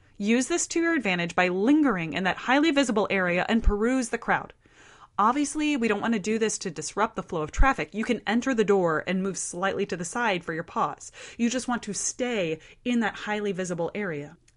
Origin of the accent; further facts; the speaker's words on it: Midwest, United States; I share her Midwestern roots